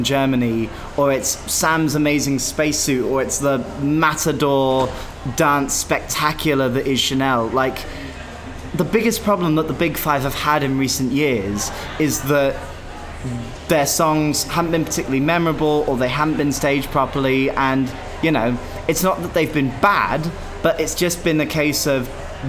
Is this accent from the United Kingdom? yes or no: yes; United Kingdom; as a British Eurovision fan